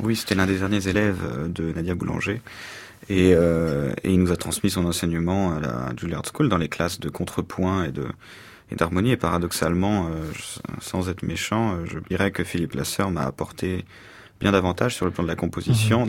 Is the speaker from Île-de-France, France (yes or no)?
yes; Paris, Île-de-France, France; also born or lived in New York, United States; je me suis découvert et européen et surtout français et même au-delà de ça euh, parisien